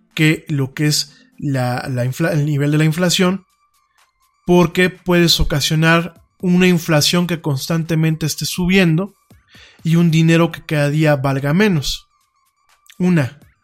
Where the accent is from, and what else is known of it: Mexico